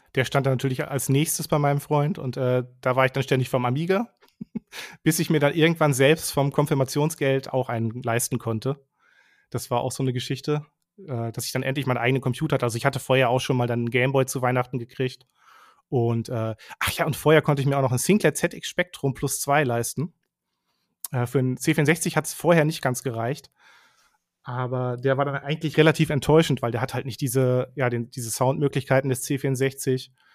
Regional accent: southern Lower Saxony, Germany; also born or lived in Bielefeld; ich bin mhm. aufgewachsen so in, in Südniedersachsen

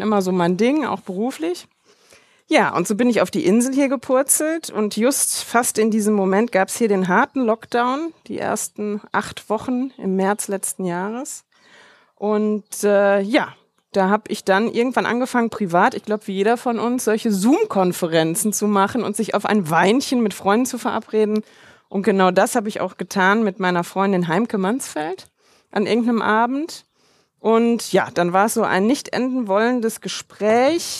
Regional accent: Germany; moved away; Wir sind halt Deutsche schon aus Deutschland

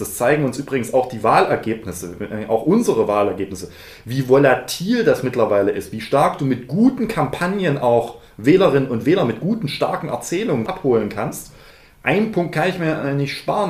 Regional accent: Dresden, Saxony, Germany; als Dresdner

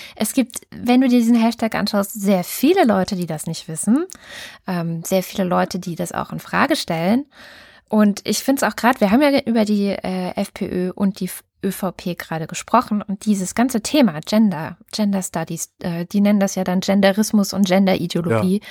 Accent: Germany; bei uns in Deutschland

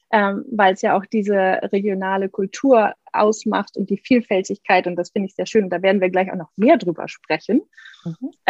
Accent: North Germany, Germany; ich komme ursprünglich aus Norddeutschland, aber meine äh, Tochter, oder wir wohnen ja in der Pfalz

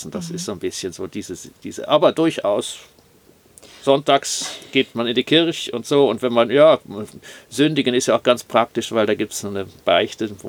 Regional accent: Bonn, North Rhine-Westphalia, Germany; Nachkriegsdeutschland oder Zerstörung habe ich nicht sehr intensiv erlebt, weil ich bin in Bonn aufgewachsen und Bonn war nicht zerstört, weil es vollkommen unbedeutend war im Krieg.

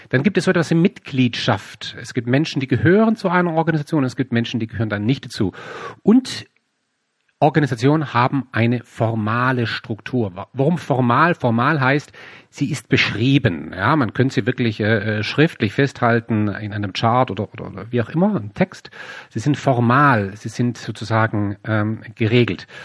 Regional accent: Baden-Württemberg, Germany; ich komme hier aus dem Süden, hier gibt es in der Nähe von meinem Heimatort gibt's das Headquarter von Bosch, die Robert Bosch GmbH.

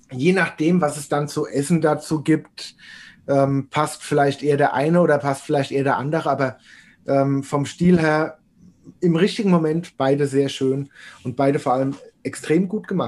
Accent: Rhineland-Palatinate, Germany; weil eigentlich komme ich ja aus der Region in, in der Nähe von Kaiserslautern, eher eine Biertrinkerregion

